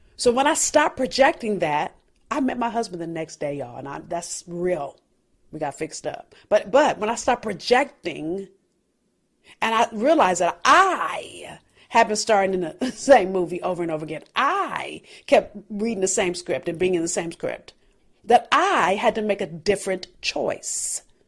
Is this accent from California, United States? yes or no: yes; Los Angeles, California, United States; I'm from South Central L A.